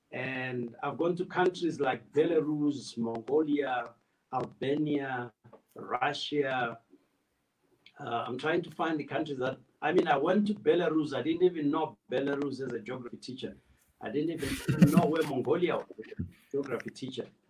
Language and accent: English; Plumtree, Matabeleland South, Zimbabwe; also born or lived in Gweru, Zimbabwe; I was born close to the Botswana border, Plumtree.